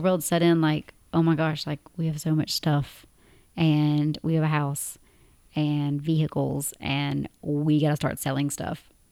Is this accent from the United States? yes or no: yes; Tennessee, United States; moved away as an adult; now in Abu Dhabi, United Arab Emirates; we're both from Tennessee in the U S A, and we currently live in Abu Dhabi in the United Arab Emirates